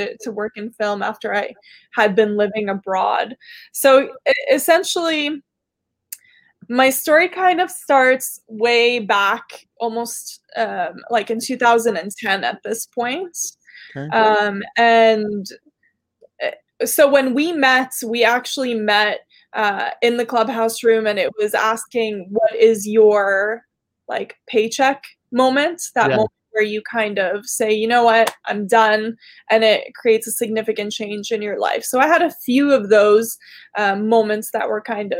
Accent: Toronto, Ontario, Canada; first language Arabic; English is a second language; also born or lived in Kuwait / Jordan / Quebec / Ottawa; I grew up pretty much in Toronto

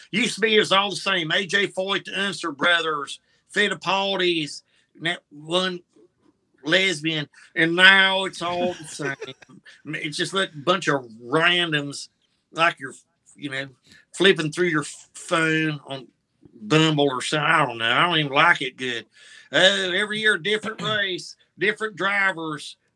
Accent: Indianapolis, Indiana, United States; And I was born and raised in Indianapolis, but by the time the Colts got there, they sucked.

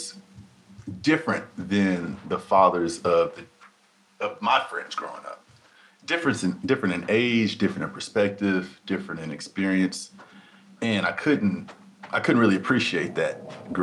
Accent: Dallas, Texas, United States; I'm from Madison

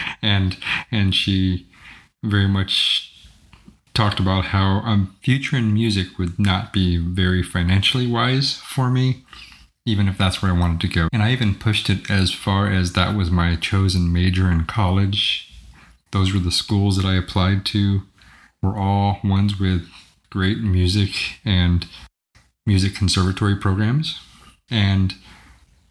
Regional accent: Southern California, United States; moved away as an adult; also born or lived in Philadelphia, Pennsylvania / Hawaii; I was born in Philadelphia, right? But grew up in Southern California

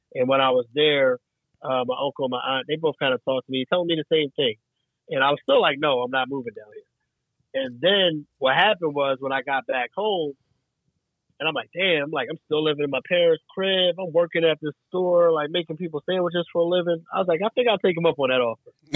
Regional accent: Franklinville, New Jersey, United States; moved away; also born or lived in West Philadelphia, Pennsylvania / Greensboro, North Carolina / Chicago, Illinois; born in West Philadelphia, raised in Franklinville, New Jersey

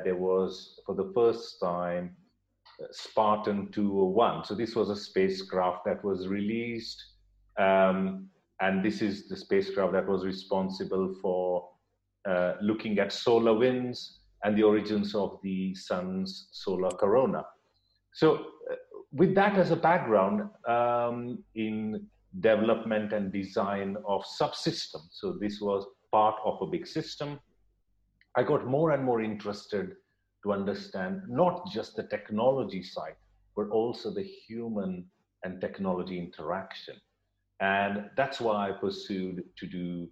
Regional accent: India; moved away as an adult; also born or lived in United States / York, United Kingdom; now in Durham, United Kingdom; I was born in India

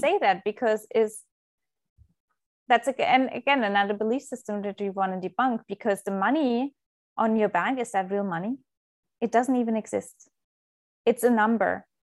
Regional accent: Germany; moved away; I was, uh, born and raised in Germany

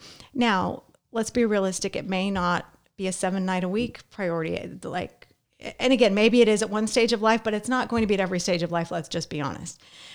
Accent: Las Vegas, Nevada, United States; When I was growing up in Las Vegas, I mentioned I had a lot of family around.

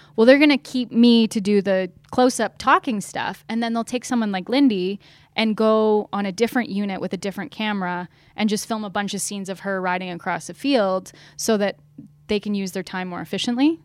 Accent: London, Ontario, Canada; I grew up in London, Ontario

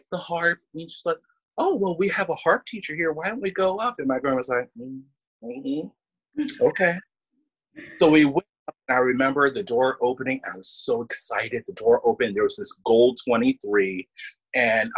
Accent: Philadelphia, Pennsylvania, United States; my home town orchestra, the Philly Orchestra

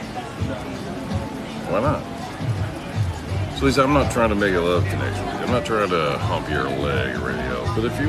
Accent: Sanger, Texas, United States; also born or lived in Denton, Texas / Shady Shores, Texas / Oklahoma; I'm from Denton. I grew up in Sanger, right? Graduated Sanger High School.

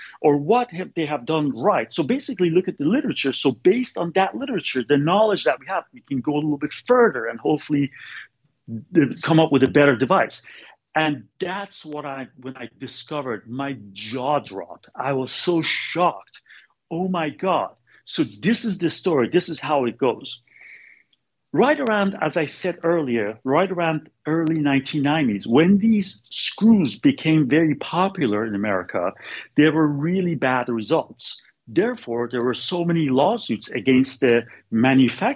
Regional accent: Bay Area, Northern California, United States; now in Sacramento, United States; I'm from Bay Area. I'm from Northern California, Bay Area. So I wanted to come back to Bay Area.

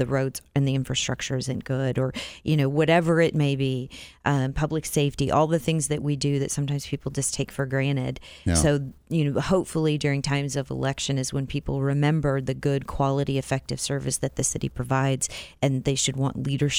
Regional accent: Iowa, United States; also born or lived in South Dakota; now in Wichita, United States; I grew up in Iowa

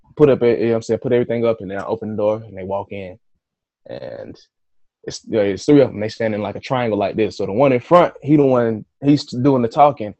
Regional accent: Atlanta, Georgia, United States; I'm from Atlanta.

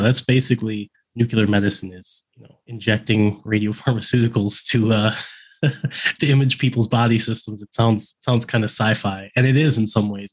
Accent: Midwest, United States; moved away as an adult; also born or lived in Oregon; I grew up in the Midwest

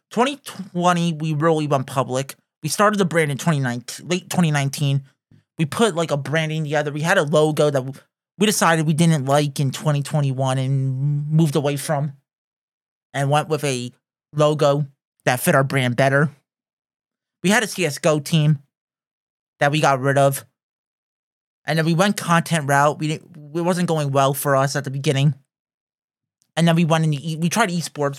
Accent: United States; we're from North America

